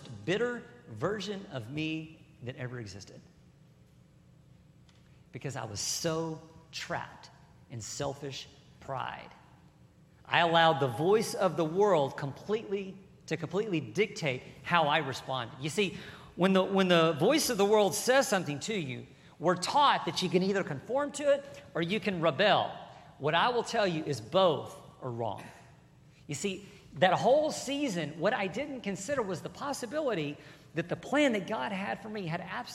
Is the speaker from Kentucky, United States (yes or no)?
no; Burleson, Texas, United States; I grew up here in Burleson, and I was a country boy